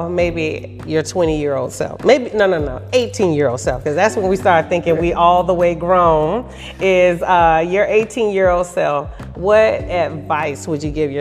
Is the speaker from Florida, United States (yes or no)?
yes; Daytona Beach, Florida, United States; now in Orlando, United States; I'm not originally from Orlando. I'm from Daytona